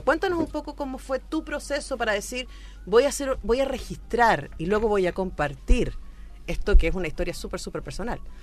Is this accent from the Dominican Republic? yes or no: no; Chile; como chilena